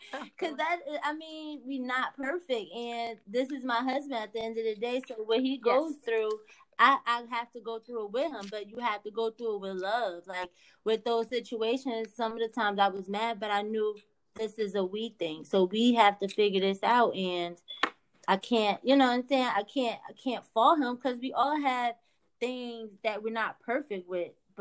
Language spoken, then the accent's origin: English; New Jersey, United States; I'm from Jersey.